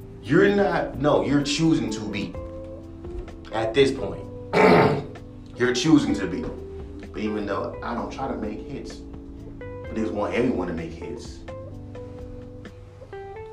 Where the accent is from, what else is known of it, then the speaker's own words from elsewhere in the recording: West Coast, United States; I'm from the West Coast